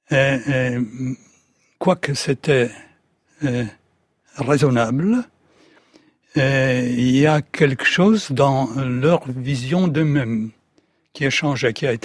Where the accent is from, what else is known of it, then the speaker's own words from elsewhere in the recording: Poland; French is a second language; En tant que Polonais, on doit être raisonnable pour ne pas exposer le peuple polonais